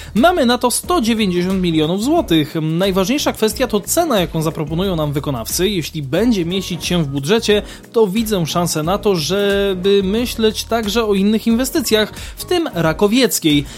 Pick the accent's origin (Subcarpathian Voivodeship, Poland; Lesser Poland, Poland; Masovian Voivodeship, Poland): Lesser Poland, Poland; Kraków; my jesteśmy z Krakowa